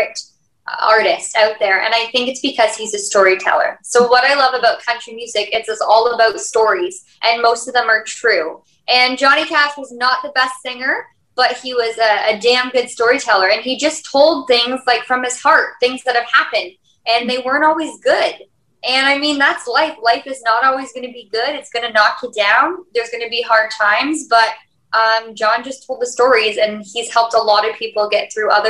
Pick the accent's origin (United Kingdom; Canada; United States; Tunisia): Canada; Hamilton, Ontario; I am from Hamilton, Ontario, Canada, and I am 22 years old.